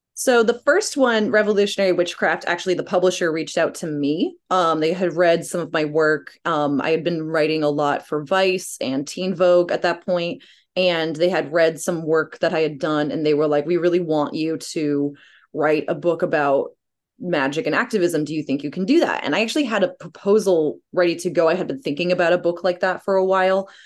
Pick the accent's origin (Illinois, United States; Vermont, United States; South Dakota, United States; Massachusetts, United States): Massachusetts, United States; Cape Cod; growing up on Cape Cod